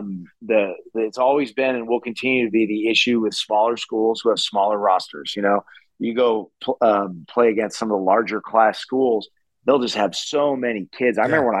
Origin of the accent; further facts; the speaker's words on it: South Central Kansas, United States; moved away; When I was growing up in South Central Kansas